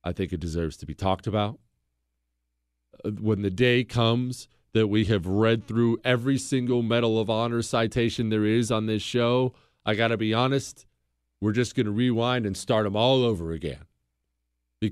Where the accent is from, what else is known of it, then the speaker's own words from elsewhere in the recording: United States; I'm an American